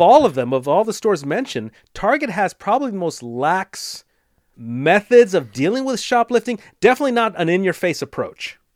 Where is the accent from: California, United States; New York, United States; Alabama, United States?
California, United States; Los Angeles; growing up in Los Angeles